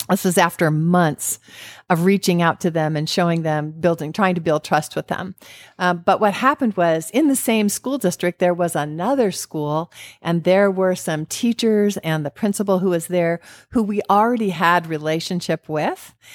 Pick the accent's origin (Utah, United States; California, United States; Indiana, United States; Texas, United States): California, United States; now in Arizona, United States; I grew up in California